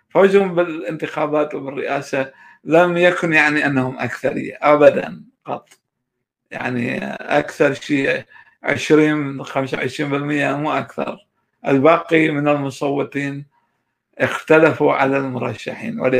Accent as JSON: {"language": "Arabic", "region": "Kurdistan Region", "country": "Iraq", "accent": "Bahdini Kurdish", "second_language": "Arabic", "said": "هو كان يتكلم باللهجة الصورانية وأنا كنت أتكلم باللهجة البهدينانية آه، اضطرينا نقلب على الفارسي"}